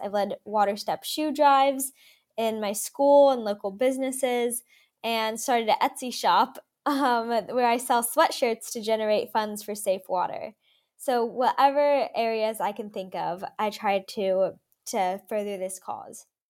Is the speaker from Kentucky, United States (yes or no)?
yes; Louisville, Kentucky, United States; I grew up in Louisville, Kentucky